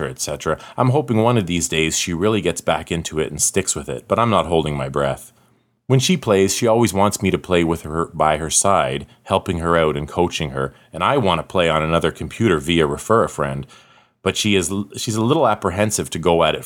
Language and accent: English; Canada; accent: northern; I'm Canadian and you just aren't used to my smooth and silky northern accent.